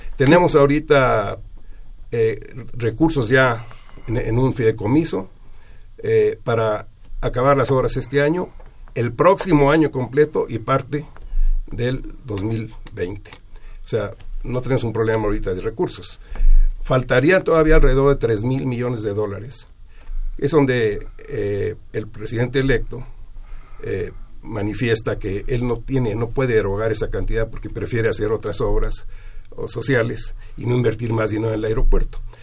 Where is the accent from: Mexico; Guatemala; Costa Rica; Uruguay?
Mexico; somos mexicanos